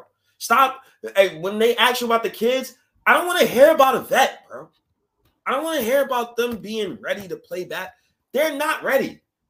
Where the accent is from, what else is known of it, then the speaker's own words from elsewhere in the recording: New York, United States; Bro, I'm from New York, bro.